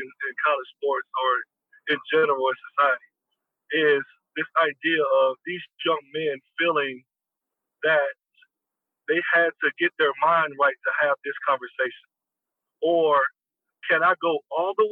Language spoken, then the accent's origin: English; the South, United States; moved away as an adult; also born or lived in California; growing up in the South, I had seen it all and had experienced it all